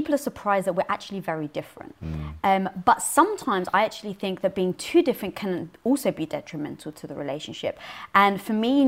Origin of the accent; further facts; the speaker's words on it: London, United Kingdom; I was brought up in North London around a Greek and Turkish